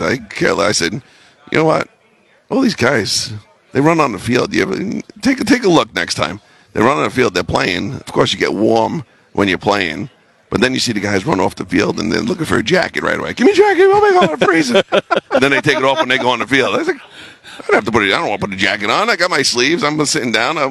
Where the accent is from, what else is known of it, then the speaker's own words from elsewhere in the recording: New York City, New York, United States; moved away as an adult; also born or lived in New Haven, Connecticut / Green Bay, Wisconsin; I grew up in New York City